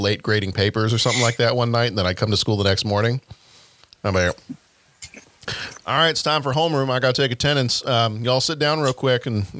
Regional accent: Texas, United States; I'm from Texas. I have family that talks that way.

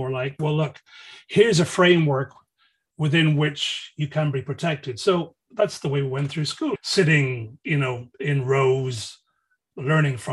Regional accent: Dublin, Leinster, Ireland; we used to do growing up in Dublin

